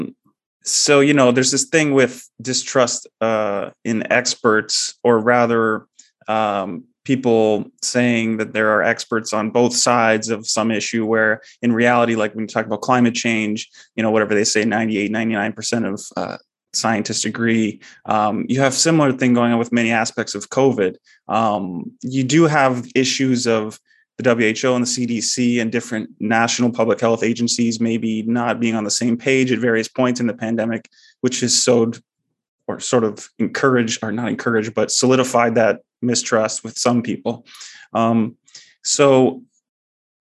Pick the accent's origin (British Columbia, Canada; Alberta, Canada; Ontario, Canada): Ontario, Canada; I'm a Canadian